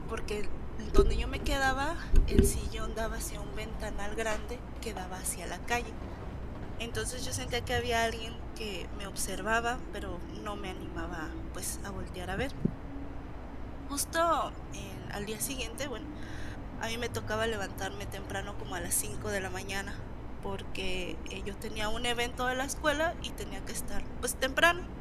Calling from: Michoacán, Mexico; De Michoacán.

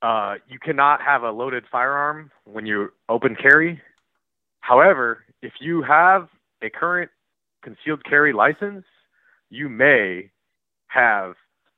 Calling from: Portland, Oregon, United States; I'm from Portland, Oregon, and I had to call up in response to the previous caller

